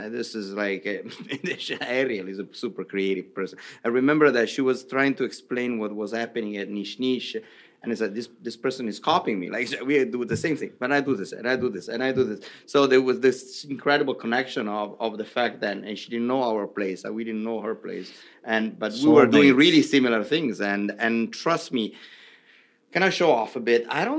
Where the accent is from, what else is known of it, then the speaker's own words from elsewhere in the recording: Milan, Lombardy, Italy; English is a second language; moved away as an adult; also born or lived in Rome / Princeton; now in New York, United States; I was born in Milan.